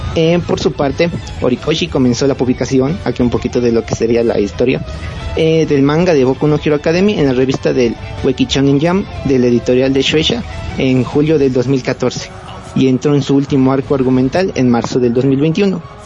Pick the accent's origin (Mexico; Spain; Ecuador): Ecuador; soy de Ecuador